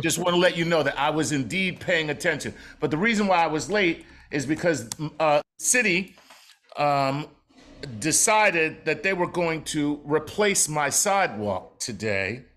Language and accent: English; Philadelphia, Pennsylvania, United States; I'm from Philly.